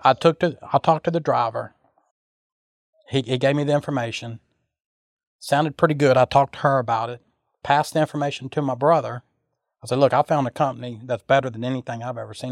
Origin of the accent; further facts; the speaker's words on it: Sulphur, Louisiana, United States; I'm from Sulphur, Louisiana